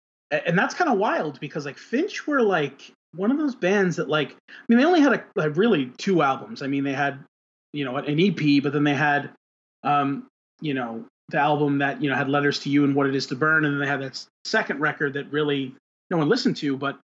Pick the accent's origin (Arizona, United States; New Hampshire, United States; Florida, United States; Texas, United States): Florida, United States; I mean, I know, like, we're called, you know, down here, they're Floridians.